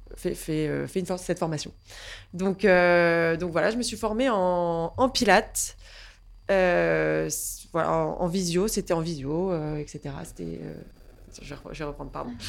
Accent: Saint-Quentin, Hauts-de-France, France; moved away as an adult; now in Paris, France; je suis née en Picardie à la base, dans une petite ville qui s'appelle Saint-Quentin

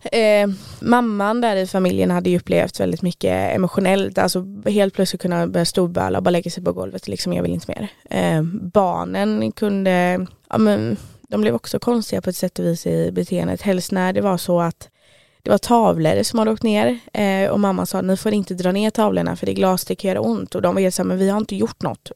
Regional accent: Stockholm, Stockholm County, Sweden; now in Trollhättan, Sweden; Jag är från Stockholm men lyckades fastna i Trollhättan

